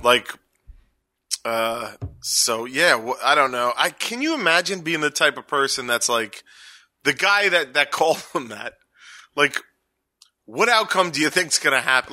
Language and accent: English; New York City, New York, United States; I'm from Staten Island. We add S's